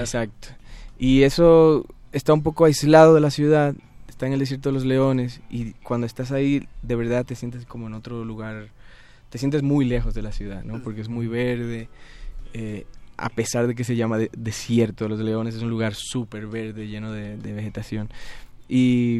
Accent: Dominican Republic; also born or lived in Spain; now in Mexico City, Mexico; yo soy dominicano

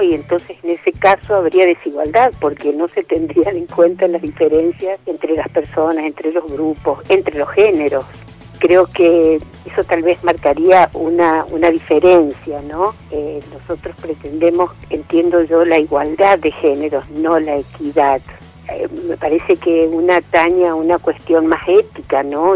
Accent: Quito, Pichincha, Ecuador; soy de Quito, Ecuador, estudio Derecho en la Universidad Central de mi país

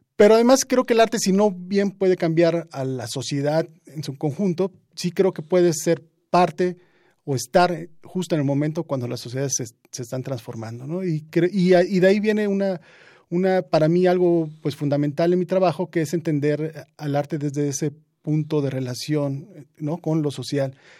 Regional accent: Juchitán, Oaxaca, Mexico; now in Mexico City, Mexico; yo vengo de Juchitán, pero también he crecido mucho tiempo aquí en la Ciudad de México

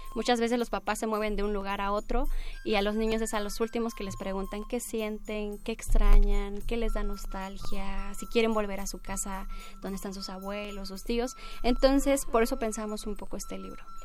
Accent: Caballo Rucio, Oaxaca, Mexico; also born or lived in Baja California; yo nací en, la comunidad mixteca, porque mis padres emigraban

